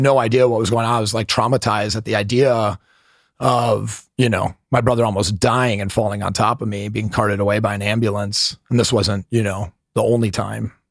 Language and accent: English; Milwaukee, Wisconsin, United States; I grew up in Milwaukee, Wisconsin